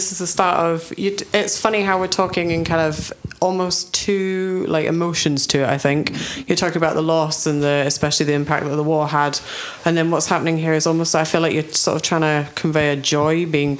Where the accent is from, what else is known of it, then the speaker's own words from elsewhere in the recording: Yorkshire and the Humber, United Kingdom; I grew up in the Dales, like you see these buildings that just kind of crumble away to nothing.